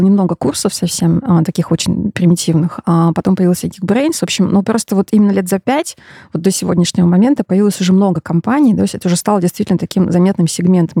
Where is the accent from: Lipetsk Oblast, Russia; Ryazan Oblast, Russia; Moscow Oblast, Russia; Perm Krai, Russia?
Perm Krai, Russia; Perm; moved away; Я родом из Перми